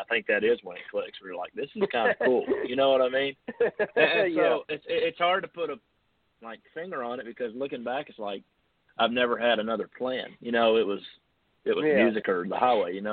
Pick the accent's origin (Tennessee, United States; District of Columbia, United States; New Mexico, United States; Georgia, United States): Tennessee, United States; I'm an average, you know, Tennessee kid